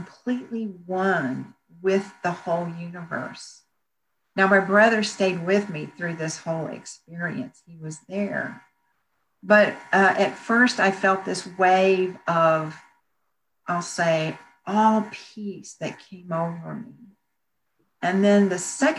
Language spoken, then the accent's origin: English; Bryan, Texas, United States; moved away; also born or lived in Houston; I decided to stay in my hometown of Bryan